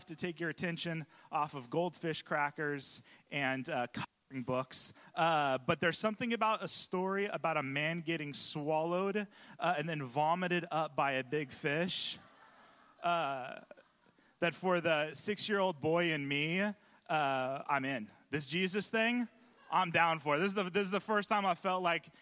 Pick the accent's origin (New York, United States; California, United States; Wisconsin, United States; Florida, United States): California, United States; now in Pacific Northwest, United States; I'm from California